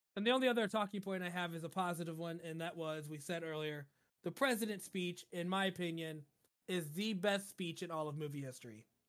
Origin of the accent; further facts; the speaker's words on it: United States; being an American